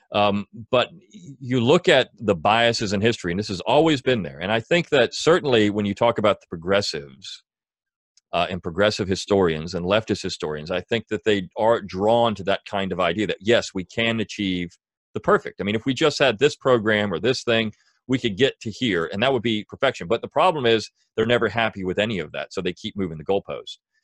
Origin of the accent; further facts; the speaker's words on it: Delaware, United States; moved away; I am from Delaware originally